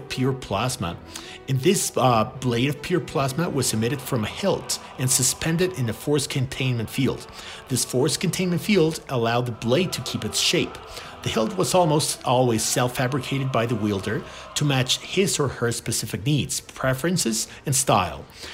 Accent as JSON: {"language": "English", "country": "Mexico", "said": "I'm from Mexico."}